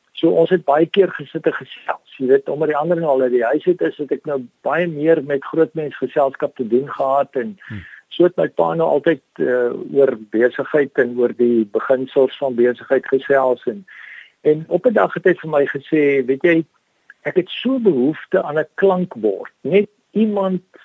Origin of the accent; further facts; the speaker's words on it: Danielskuil, Northern Cape, South Africa; now in George, South Africa; Daniel Skuil is 'n klein plekkie wat uh in suid van Kuruman geleë is.